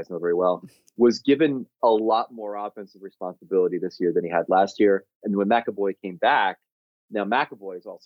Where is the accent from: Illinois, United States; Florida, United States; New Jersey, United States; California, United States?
New Jersey, United States; I grew up in Jersey